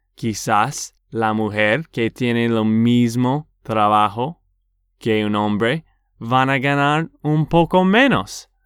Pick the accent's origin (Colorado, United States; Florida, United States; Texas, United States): Texas, United States; de Texas, Estados Unidos